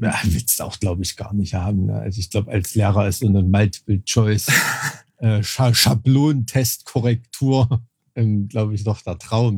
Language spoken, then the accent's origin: German; Thuringia, Germany; mit dem ich aufgewachsen bin in Thüringen